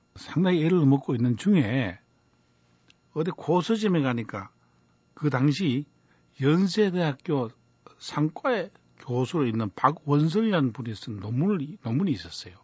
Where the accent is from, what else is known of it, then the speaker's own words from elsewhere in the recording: Cheongsong, North Gyeongsang, South Korea; 제가 좀 시골에서 자랐기 때문에 청송이라는 곳이 고향인데 청송에서 자랐기 때문에